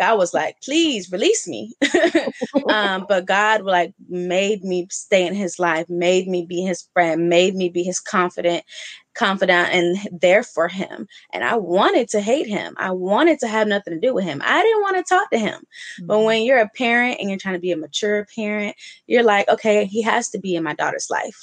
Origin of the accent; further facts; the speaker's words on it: Oakland, California, United States; moved away; also born or lived in Atlanta; I'm from the city. I'm from Oakland. I lived in Atlanta.